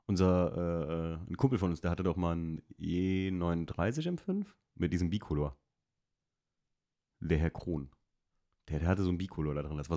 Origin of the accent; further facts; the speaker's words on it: Alken, Rhineland-Palatinate, Germany; da wo ich aufgewachsen bin in Alken, da wurden früher Bergrennen gefahren